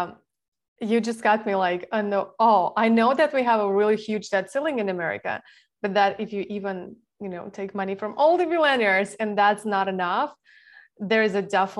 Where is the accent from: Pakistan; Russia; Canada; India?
Russia; now in California, United States; I'm from Russia originally, and we don't pay that much taxes.